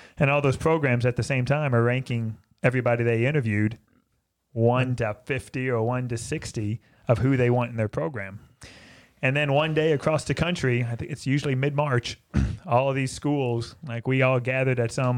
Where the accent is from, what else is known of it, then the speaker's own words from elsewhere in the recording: Louisville, Kentucky, United States; moved away as an adult; now in Georgetown, United States; growing up in Louisville, I thought every place was Catholic.